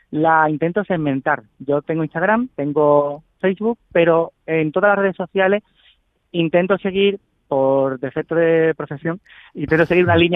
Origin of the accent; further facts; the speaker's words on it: Chiclana, Andalusia, Spain; una vecina de aquí de Chiclana, de donde soy